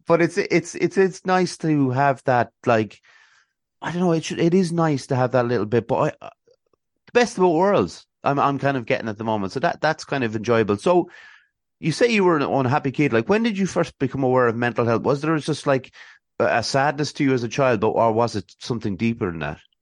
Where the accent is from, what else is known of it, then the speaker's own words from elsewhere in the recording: Athlone, Leinster, Ireland; accent: Dublin twang; also born or lived in Swords, Dublin / Westmeath; I'm actually from Athlone, but I, I went to, uh, a, a school up in Swords, uh, in, in Dublin, so, uh, there might be a slight bit of a, a twang